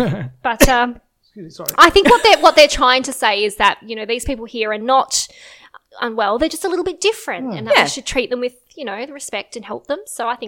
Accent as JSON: {"language": "English", "country": "Australia", "accent": "Australian", "said": "I also have an Australian accent"}